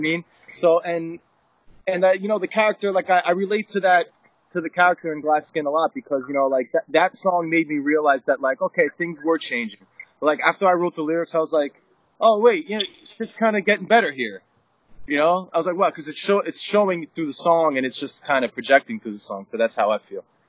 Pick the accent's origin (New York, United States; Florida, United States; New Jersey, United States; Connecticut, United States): New Jersey, United States; we all grew up in Jersey. I mean, I grew up in North Jersey